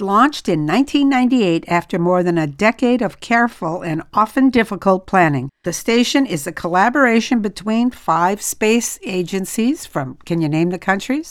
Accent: France; moved away; I'm from France

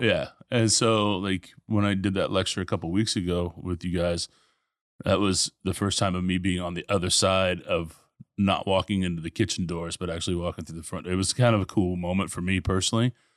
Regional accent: Tulsa, Oklahoma, United States; also born or lived in Nebraska; now in Houston, United States; born in Nebraska, grew up in Tulsa, um, ended up in Houston in '95

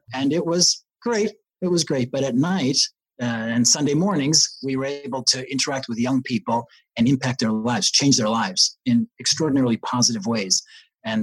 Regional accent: West Hartford, Connecticut, United States; first language Yiddish; English is a second language; I grew up in West Hartford, Connecticut

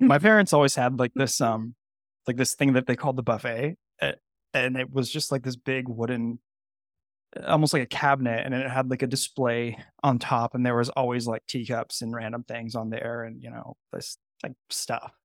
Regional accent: Bay Area, California, United States; moved away; I grew up in the Bay Area too. I'm, I'm from that area, even though I don't live there right now.

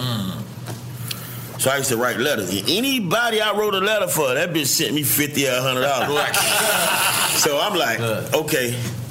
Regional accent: Miami, Florida, United States; now in Miramar, United States; I grew up in the Poker Bean Project.

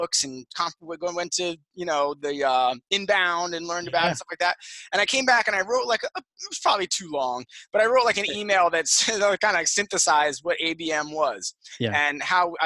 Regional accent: Jersey Shore, New Jersey, United States; I grew up in New Jersey, on the Jersey Shore

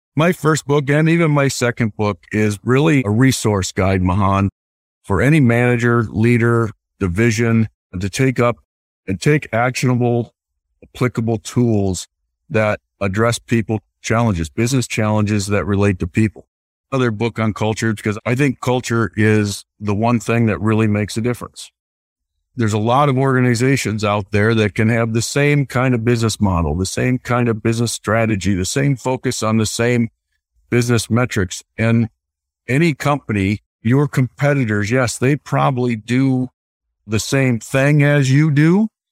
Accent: Iowa, United States; I grew up in the Midwest. So I, I grew up in a small rural uh, community in the state of Iowa

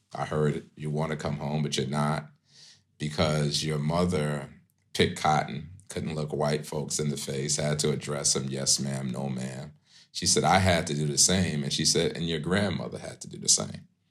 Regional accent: New York City, New York, United States; moved away as an adult; also born or lived in Manhattan, New York / Seattle; I grew up in pre-gentrified Crown Heights, uh, that's Brooklyn, New York.

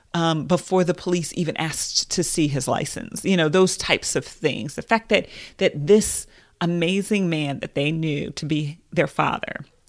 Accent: United States; as a Black woman in America

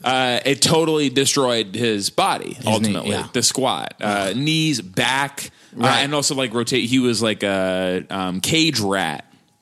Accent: Wellesley, Massachusetts, United States; also born or lived in Austin, Texas; We lived there for like 5 years, uh-huh. but mostly, outside Boston in Wellesley.

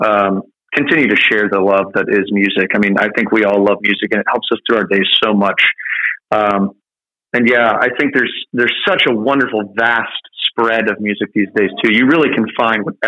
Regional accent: Cincinnati, Ohio, United States; moved away; I grew up in Cincinnati

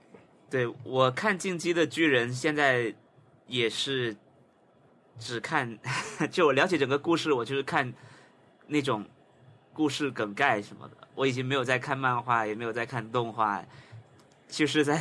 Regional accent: Taiwan; 我也我也是台湾的，对吧？

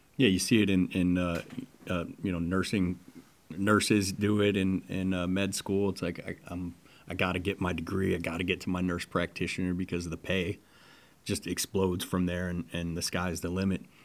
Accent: Detroit, Michigan, United States; moved away; also born or lived in Las Vegas; I grew up in Detroit

